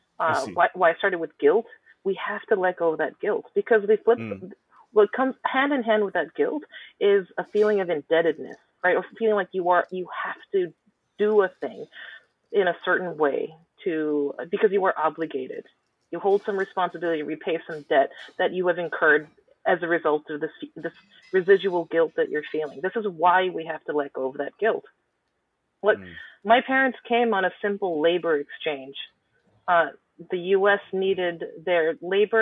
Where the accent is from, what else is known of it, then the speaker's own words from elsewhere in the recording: United States; We are American citizens by birthright